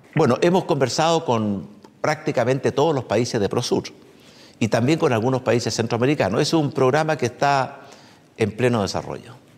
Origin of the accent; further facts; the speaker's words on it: Chile; me llena de orgullo como chileno